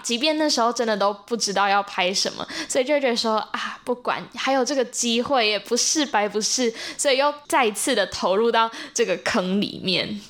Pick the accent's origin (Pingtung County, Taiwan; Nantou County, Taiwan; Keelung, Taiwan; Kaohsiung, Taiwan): Nantou County, Taiwan; Zhushan; 我来自南投竹山， 然后我现在是高三